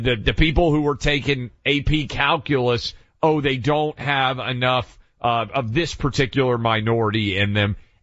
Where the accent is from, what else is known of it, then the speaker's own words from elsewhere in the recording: Nashville, Tennessee, United States; my hometown of Nashville